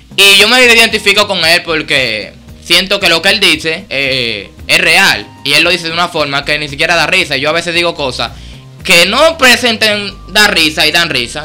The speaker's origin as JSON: {"language": "Spanish", "town": "Sabana Perdida", "region": "Distrito Nacional", "country": "Dominican Republic", "said": "soy de Sabana Perdida, sector Sabana Perdida, eh, barrio Villa Germán."}